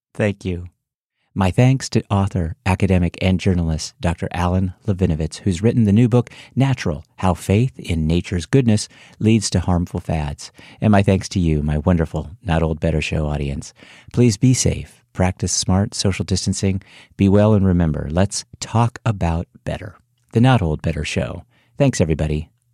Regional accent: San Francisco, California, United States; moved away; I'm originally from San Francisco

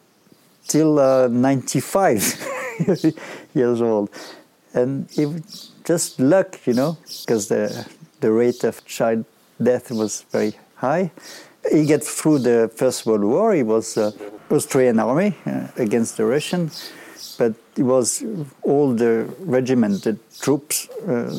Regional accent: Villeurbanne, Auvergne-Rhône-Alpes, France; English is a second language; moved away; also born or lived in Rennes, France / Berlin, Germany; I came from Villeurbanne, you know. It's the suburb of Lyon where I used to live with, in fact, a lot of immigrants

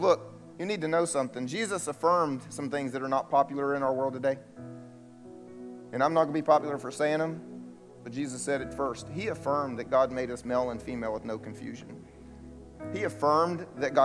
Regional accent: the South, United States; I grew up here in the South going to church.

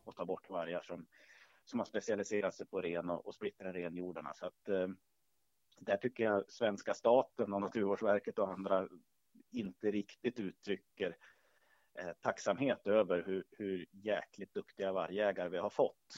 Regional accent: Hälsingland, Gävleborg County, Sweden; jag är född och uppvuxen i Hälsingland

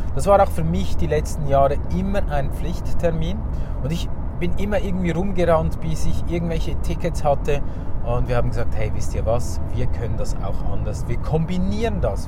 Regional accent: Zurich, Switzerland; bei uns in Zürich

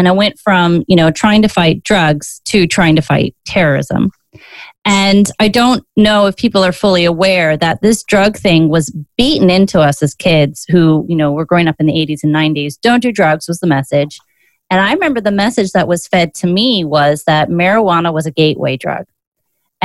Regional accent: Virginia, United States; Virginia, your home state

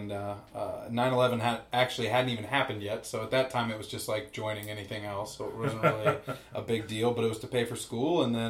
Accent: Jackson, Missouri, United States; moved away as an adult; now in Kansas City, United States; I'm from Jackson originally, which is right next to Cape Girardeau.

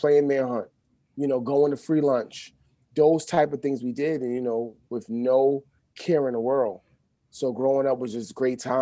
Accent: New York City, New York, United States; I grew up in the East from the 80s, from the 70s, and from elementary school on up.

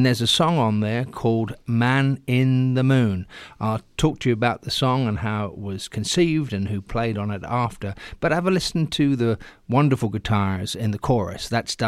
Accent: England, United Kingdom; moved away as an adult; I grew up in England listening to Trojan Records, great releases through the late 60s and 70s

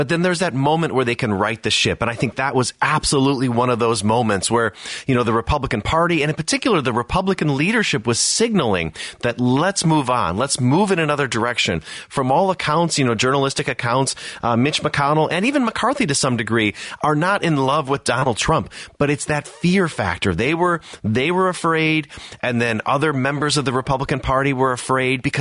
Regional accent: Wisconsin, United States; I'm from Wisconsin

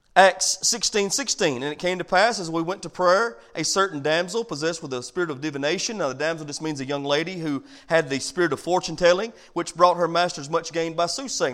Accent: United States; I'm from America

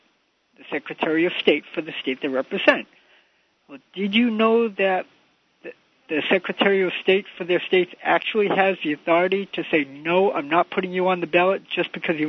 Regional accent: Massachusetts, United States; moved away; I grew up in Massachusetts.

